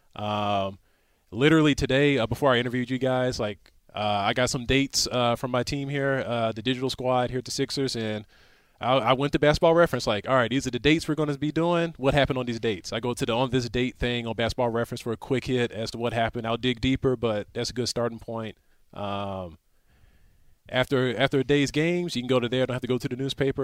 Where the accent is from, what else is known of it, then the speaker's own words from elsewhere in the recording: Houston, Texas, United States; I'm from Houston